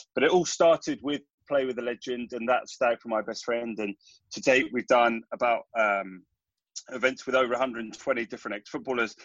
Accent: London, United Kingdom; we grew up in North London

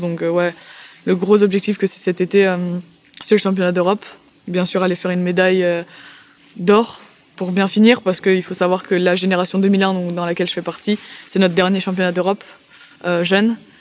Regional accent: France; nous, en tant que bons Français

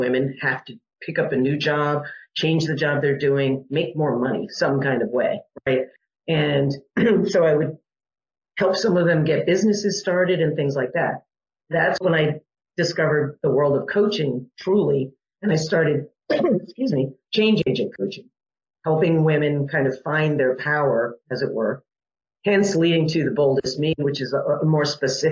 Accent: Westport, Connecticut, United States; I grew up in Connecticut in a small town called Westport.

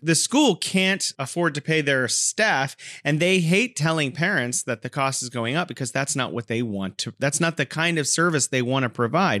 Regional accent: California, United States; now in Wuhan, China; I'm originally from California, and now I'm living in beautiful Wuhan, China.

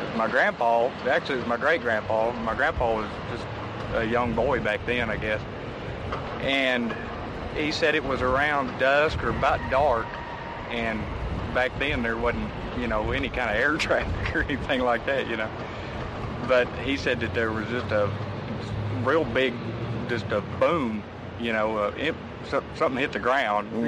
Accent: Aurora, Texas, United States; I grew up in in Wise County over there by Aurora

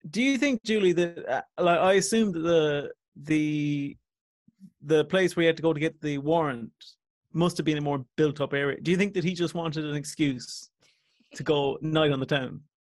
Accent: Coachford, Munster, Ireland; also born or lived in Ballincollig; I'm from Coachford originally

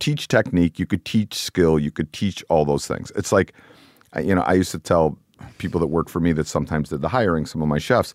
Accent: Cleveland, Ohio, United States; also born or lived in New York; I grew up in Cleveland

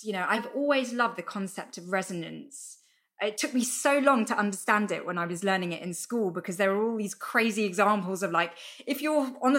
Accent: London, United Kingdom; I'm from London, and we have the London Underground.

